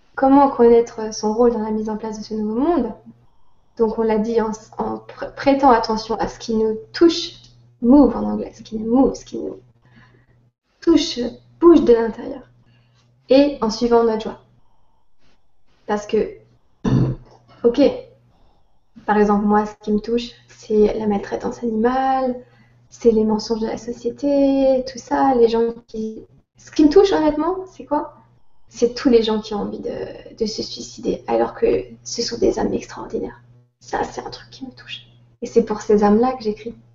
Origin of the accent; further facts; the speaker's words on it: France; accent: French; vous êtes française euh, Parce qu'il entend mon accent